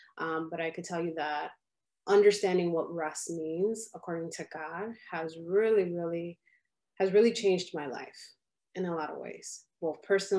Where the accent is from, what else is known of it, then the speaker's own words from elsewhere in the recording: Chicago, Illinois, United States; And by different, I mean, my parents are from the Dominican Republic. And so here, I'm from Chicago.